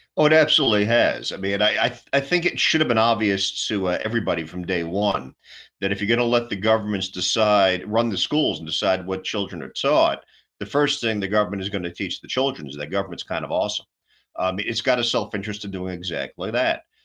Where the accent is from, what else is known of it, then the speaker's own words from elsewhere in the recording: New York City, New York, United States; moved away; I'm originally uh, raised and born, you know, born and raised in New York City myself